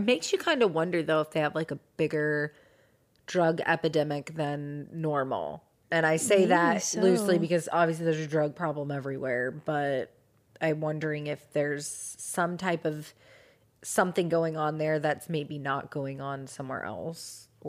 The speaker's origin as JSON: {"language": "English", "town": "Seattle", "region": "Washington", "country": "United States", "tie": "born or raised there", "said": "I am from Seattle. Mm-hmm. I was born there. I know this area that she was at."}